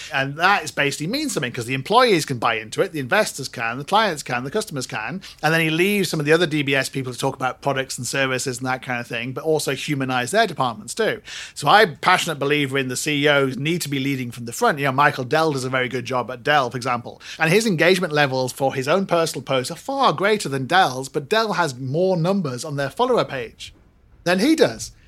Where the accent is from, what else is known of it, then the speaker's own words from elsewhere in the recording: Singapore; I'm Singaporean